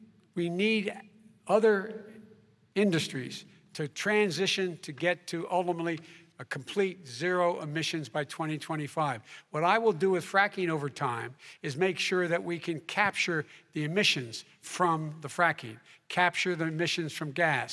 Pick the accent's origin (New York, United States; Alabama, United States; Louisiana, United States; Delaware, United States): Delaware, United States; Claymont; born or raised there